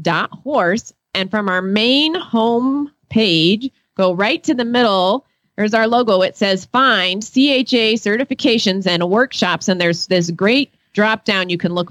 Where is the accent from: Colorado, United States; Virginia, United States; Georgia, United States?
Colorado, United States; Fort Collins; from Fort Collins, Colorado.